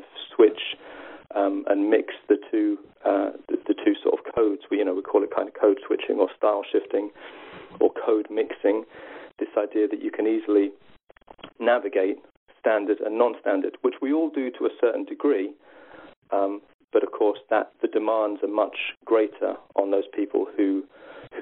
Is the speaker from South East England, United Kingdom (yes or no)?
yes; South East England, United Kingdom; my accent would never be classed as regional because I happen to come from the southeast of England